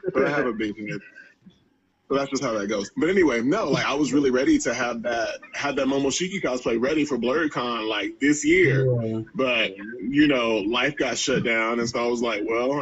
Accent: Georgia, United States; moved away; back in Georgia, I'm originally from Georgia

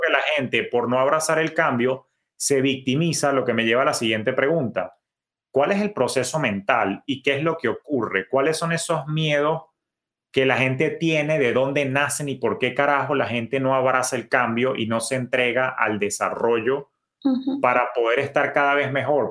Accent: Venezuela; tú y yo que somos venezolanos

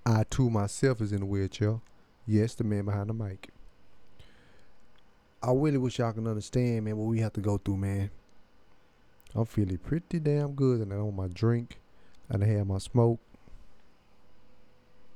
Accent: Cleveland, Texas, United States; also born or lived in Houston; I'm originally from Cleveland, Texas

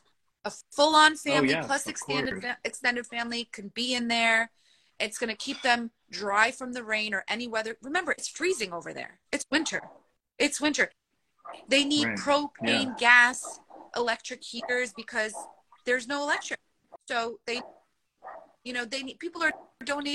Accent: Turkey; I'm from Turkey, I have cousins that are on ground zero

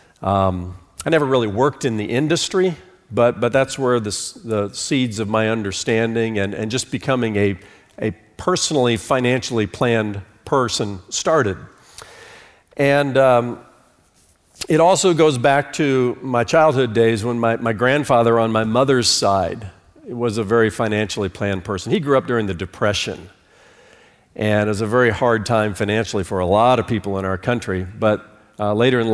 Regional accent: Fort Wayne, Indiana, United States; born or raised there; moved away as an adult; also born or lived in New York City / Charlotte, North Carolina

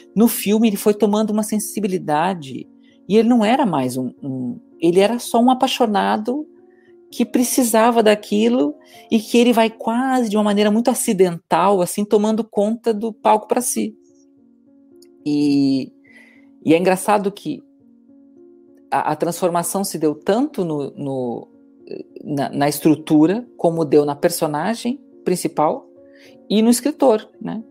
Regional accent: Brazil; moved away as an adult; now in Portugal; comparado com meu, minha terra natal

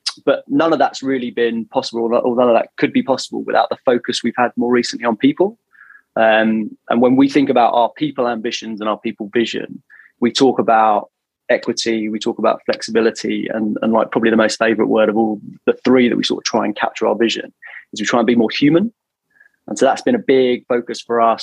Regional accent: London, United Kingdom; moved away as an adult; now in Toronto, Canada; Born and bred in London.

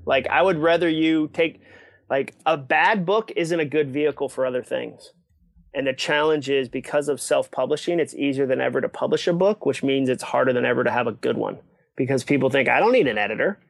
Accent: Massachusetts, United States; also born or lived in Ipswich, Massachusetts / Hudson, Massachusetts; I grew up in Massachusetts

